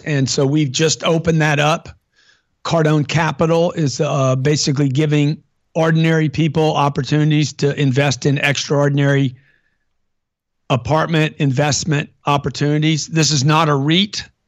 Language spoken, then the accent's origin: English; Lake Charles, Louisiana, United States; I grew up in Lake Charles, Louisiana